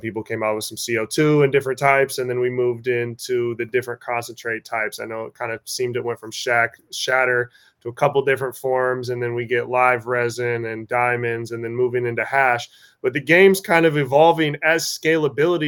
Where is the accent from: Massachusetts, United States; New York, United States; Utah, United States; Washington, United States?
Washington, United States; I'm from Washington.